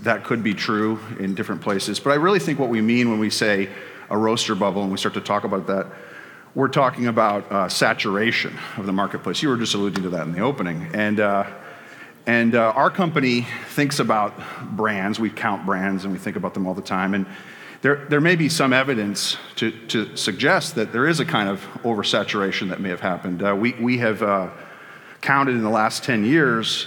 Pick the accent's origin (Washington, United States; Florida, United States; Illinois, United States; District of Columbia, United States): Illinois, United States; Chicago; my hometown of Chicago